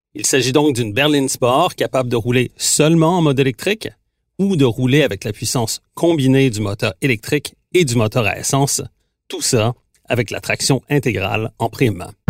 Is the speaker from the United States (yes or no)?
no; Quebec, Canada; chez nous au Québec